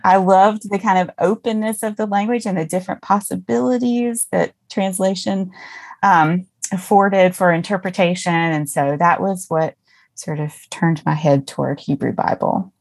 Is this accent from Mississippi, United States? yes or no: yes; Mississippi, United States; I grew up in Mississippi, deep